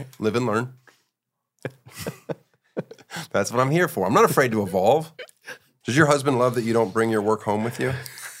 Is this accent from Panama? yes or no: no; Germany; born there; I was in Germany. I was born in Germany.